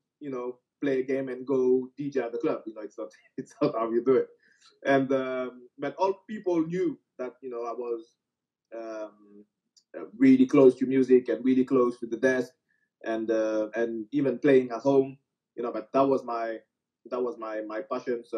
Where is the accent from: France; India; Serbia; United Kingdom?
France; France is my home country